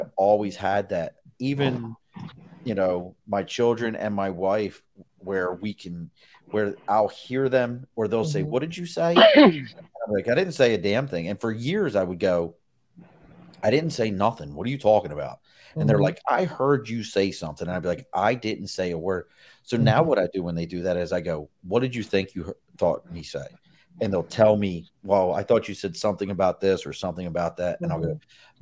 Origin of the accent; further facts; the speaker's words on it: Dundalk, Maryland, United States; I grew up in Dundalk